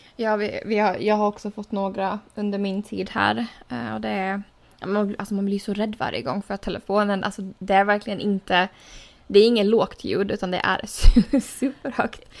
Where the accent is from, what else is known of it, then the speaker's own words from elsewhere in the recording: Åland Islands; moved away; hemma på Åland